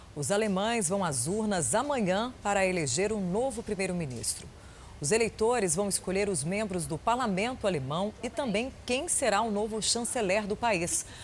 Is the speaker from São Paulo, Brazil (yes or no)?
no; Minas Gerais, Brazil; eu, como boa mineira